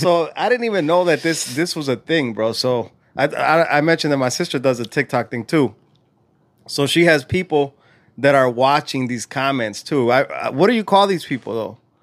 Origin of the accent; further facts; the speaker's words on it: California, United States; now in Illinois, United States; was born and raised in Cali